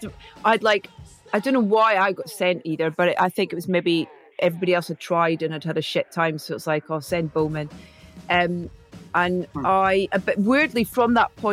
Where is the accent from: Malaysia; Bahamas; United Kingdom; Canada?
United Kingdom; Scotland; Being Scottish.